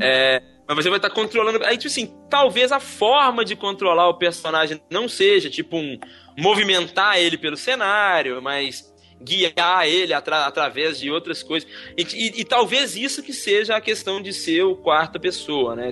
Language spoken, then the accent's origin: Portuguese; Belo Horizonte, Minas Gerais, Brazil; ter vindo de Belo Horizonte, que é a minha terra